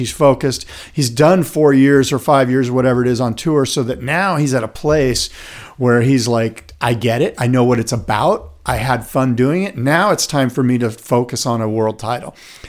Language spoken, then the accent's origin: English; Encinitas, California, United States; Colin Smith, who I grew up with in the Encinitas area